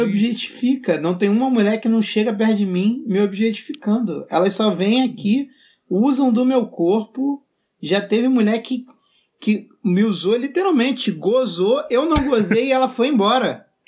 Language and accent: Portuguese; Rio de Janeiro, Brazil; eu não sou carioca, eu sou tijucano